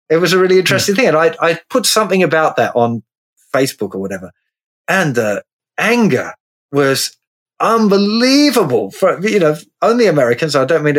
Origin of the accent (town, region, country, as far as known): Tasmania, Australia; born or raised there; moved away as an adult; now in England, United Kingdom